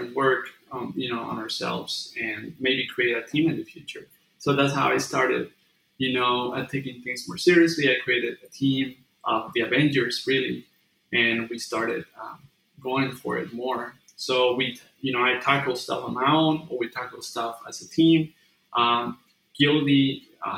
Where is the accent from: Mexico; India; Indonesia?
Mexico; moved away as an adult; now in California, United States; when I was back in Mexico